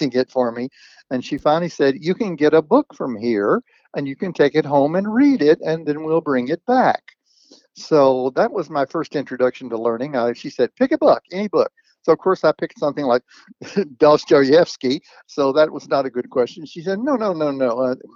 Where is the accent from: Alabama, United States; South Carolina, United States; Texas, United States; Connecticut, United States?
Texas, United States; Cleburne; I was born in 38 in Cleburne, Texas, a little town south of Fort Worth.